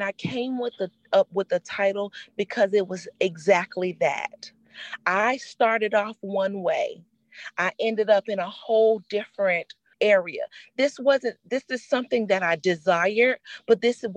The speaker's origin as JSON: {"language": "English", "town": "Miami", "region": "Florida", "country": "United States", "moved": "yes", "said": "I'm originally from Miami, Florida. And when I was in Miami, Florida, you have so many different nationalities"}